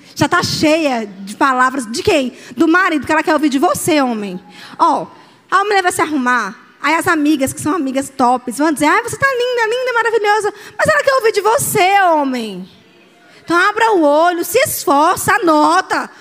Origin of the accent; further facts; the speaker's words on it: Aracaju, Sergipe, Brazil; eu sou de Aracaju